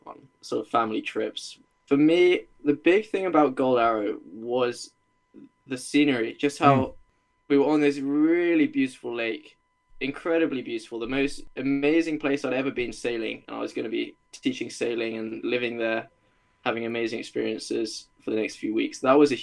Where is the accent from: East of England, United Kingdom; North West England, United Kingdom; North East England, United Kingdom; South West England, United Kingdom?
East of England, United Kingdom; Norwich; also born or lived in Leeds; I'm from Norwich in England